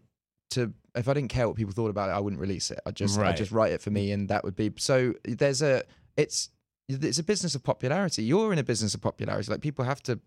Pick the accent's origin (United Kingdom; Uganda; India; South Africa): United Kingdom; comes from being British. I think in Britain, we're sort